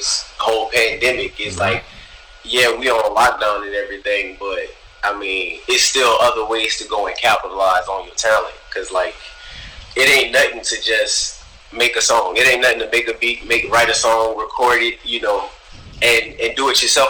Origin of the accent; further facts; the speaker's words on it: Louisiana, United States; now in Houston, United States; I'm from Louisiana, and like where I'm from, like, our music generated, like, it started from jazz.